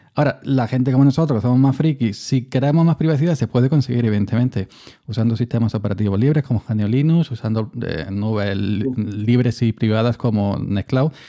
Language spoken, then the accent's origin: Spanish; Andalusia, Spain; yo que soy andaluz